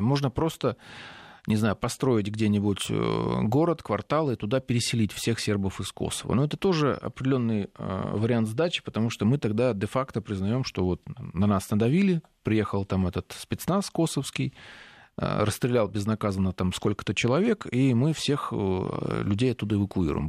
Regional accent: southern Russia, Russia; уроженец Южной России

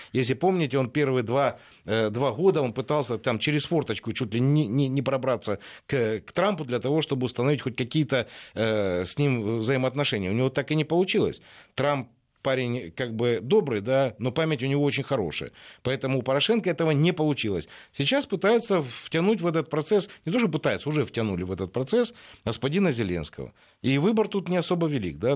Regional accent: Ukraine; now in Russia

